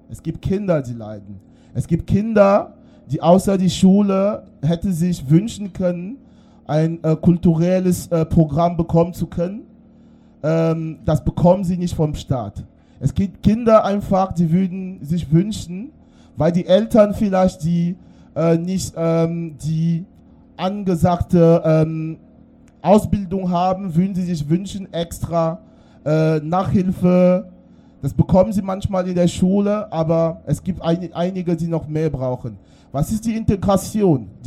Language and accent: German; Dortmund, North Rhine-Westphalia, Germany; Wo kommst du wirklich her? Ich komme aus Dortmund.